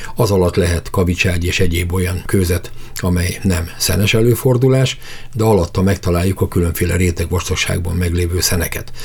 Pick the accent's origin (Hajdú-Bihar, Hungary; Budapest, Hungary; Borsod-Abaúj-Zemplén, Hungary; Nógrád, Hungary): Borsod-Abaúj-Zemplén, Hungary; Ózd; én Úzról származom, ahol kohászok, bányászok éltek zömében